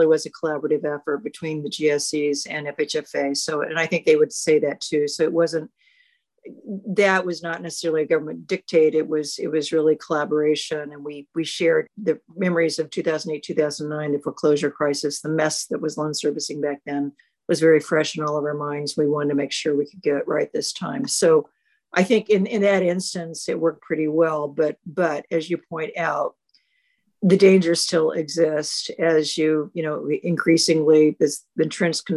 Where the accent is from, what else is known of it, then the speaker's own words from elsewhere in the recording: Independence, Kansas, United States; it's quintessential small rural town in Southeast Kansas, about 12,000 people. And that's where I grew up